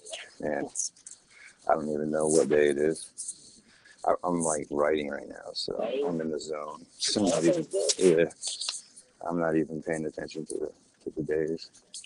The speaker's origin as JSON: {"language": "English", "region": "Central Florida", "country": "United States", "tie": "born or raised there", "also_born_or_lived": "Connecticut", "moved": "as an adult", "said": "I was born in Connecticut, but I was raised in Florida."}